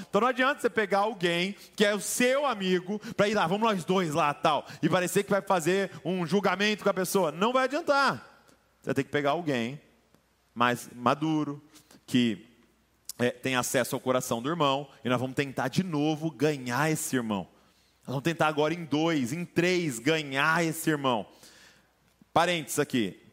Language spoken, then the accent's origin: Portuguese; Brazil